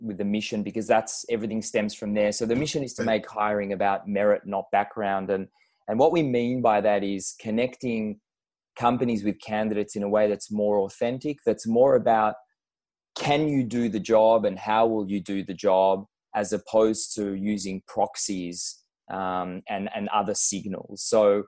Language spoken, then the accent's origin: English; Tel Aviv, Tel Aviv District, Israel; moved away as an adult; now in Melbourne, Australia; I grew up in Tel Aviv, I served in the military after school and worked at a couple of startups